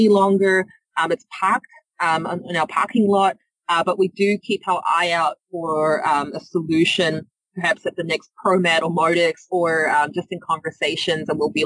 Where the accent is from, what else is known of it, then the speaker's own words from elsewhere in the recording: New Zealand; moved away; You might hear from my accent. I'm not from the area. I'm from New Zealand